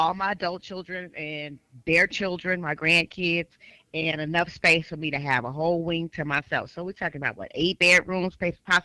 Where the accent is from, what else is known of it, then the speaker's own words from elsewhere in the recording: Richmond, California, United States; now in Sacramento, United States; I am born and raised in Richmond, California